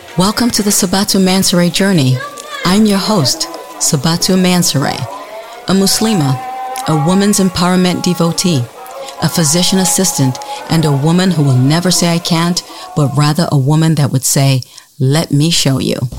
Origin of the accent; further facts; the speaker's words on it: Sierra Leone; moved away; when I was growing up in Sierra Leone